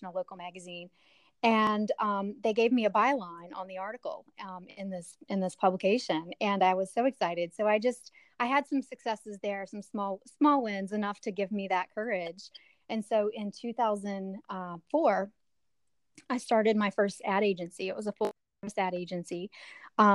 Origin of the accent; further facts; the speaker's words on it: West Virginia, United States; we had 6 siblings from 3 different dads growing up in West Virginia